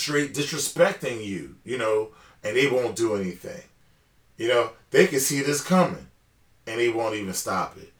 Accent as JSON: {"language": "English", "country": "United States", "said": "I'm the American boy"}